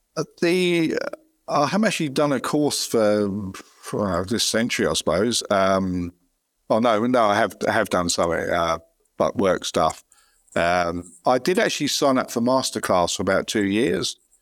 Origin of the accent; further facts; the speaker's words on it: London, United Kingdom; moved away as an adult; now in Australia; I used to, uh, work in London and live nearby if I was born in London